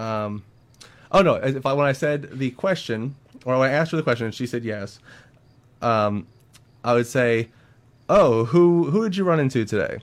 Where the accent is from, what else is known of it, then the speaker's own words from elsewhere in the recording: the North, United States; now in North Carolina, United States; I'm a Northerner